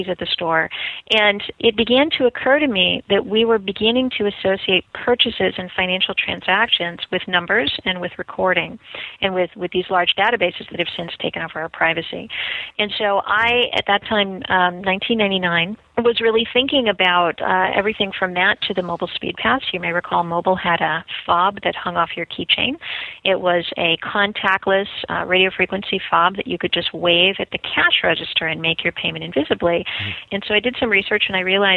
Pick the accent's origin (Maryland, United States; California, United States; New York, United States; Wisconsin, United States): California, United States; Southern; moved away as an adult; also born or lived in Boston; I'm from Southern California, and I was traveling to Boston to go to school